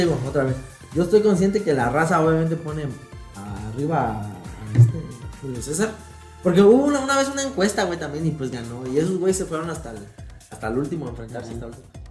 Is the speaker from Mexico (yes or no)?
yes; Mexico; los mexicanos somos